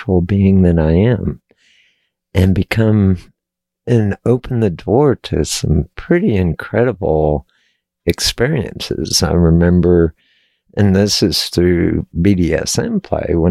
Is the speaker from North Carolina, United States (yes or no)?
no; Texas, United States; I was born and raised in Texas